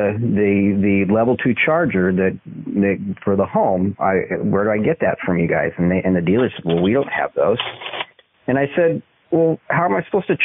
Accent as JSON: {"language": "English", "region": "Utah", "country": "United States", "tie": "born or raised there", "also_born_or_lived": "Washington, D.C. suburbs, Virginia", "moved": "as an adult", "said": "my family, we fled the D.C. suburbs for my hometown out in Utah"}